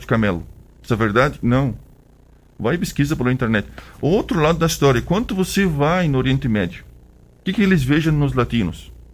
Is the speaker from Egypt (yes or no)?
yes; Egypt; Portuguese is a second language; moved away as an adult; now in Brazil; eu sou do Egito